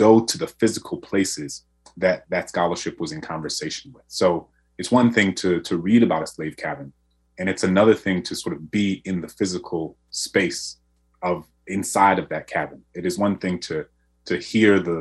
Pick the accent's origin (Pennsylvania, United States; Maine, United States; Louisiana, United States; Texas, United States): Louisiana, United States; New Orleans; my hometown in New Orleans